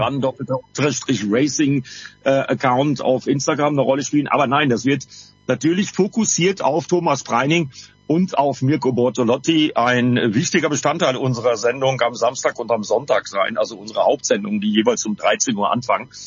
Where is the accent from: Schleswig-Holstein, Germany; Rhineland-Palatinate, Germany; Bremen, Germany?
Bremen, Germany; Und ich als Bremer habe nur anderthalb Stunden rüber bis nach Assen.